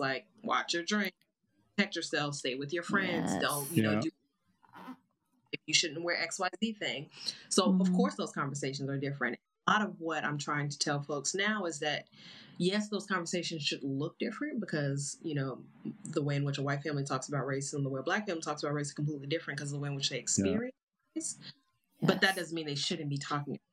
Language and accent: English; Chicago, Illinois, United States; I was born and raised in Chicago